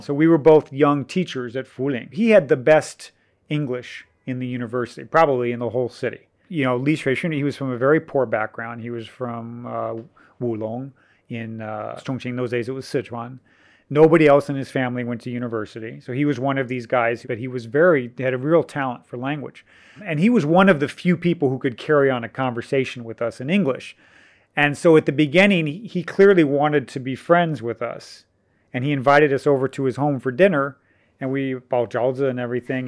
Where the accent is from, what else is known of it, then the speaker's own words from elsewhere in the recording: United States; moved away as an adult; now in Chengdu, China; being an American